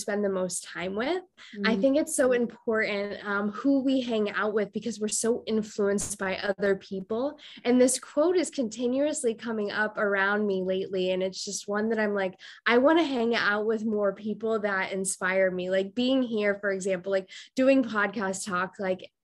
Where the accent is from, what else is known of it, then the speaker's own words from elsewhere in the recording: Iowa, United States; moved away as an adult; now in Costa Rica; I grew up in Iowa.